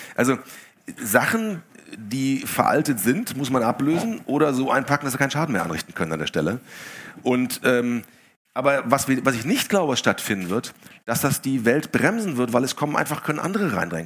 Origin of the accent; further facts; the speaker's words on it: Essen, North Rhine-Westphalia, Germany; ich bin in Essen aufgewachsen